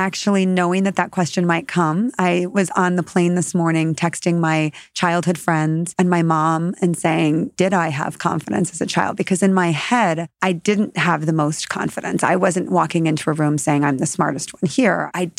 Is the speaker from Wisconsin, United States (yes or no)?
yes; Wisconsin, United States; moved away as an adult; also born or lived in Middle East / Asia / Africa / Chicago area; now in Chicago, United States; I grew up in a small town in Wisconsin. It's about 30,000 people. I went to a small Catholic school growing up.